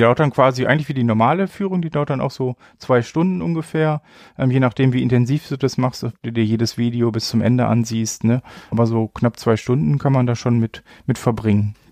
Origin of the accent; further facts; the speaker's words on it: Bielefeld, North Rhine-Westphalia, Germany; moved away as an adult; now in Paderborn, Germany; Geboren bin ich tatsächlich in Bielefeld, bin dann so vor knapp 15 Jahren, glaube ich, fürs Studium nach Paderborn gezogen